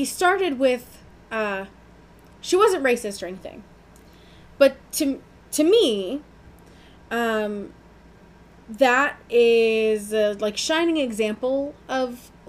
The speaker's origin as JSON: {"language": "English", "town": "Orlando", "region": "Florida", "country": "United States", "tie": "born or raised there", "moved": "yes", "said": "as a teenager, I grew up in Orlando."}